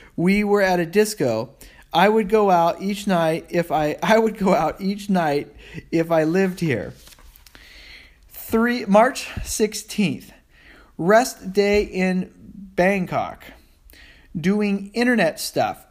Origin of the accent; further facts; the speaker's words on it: United States; I'm an American